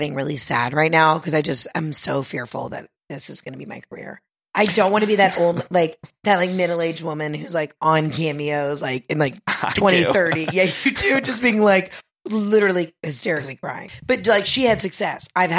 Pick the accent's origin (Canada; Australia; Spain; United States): United States; Southern United States; Well, as a Southerner, I'm going to go with ….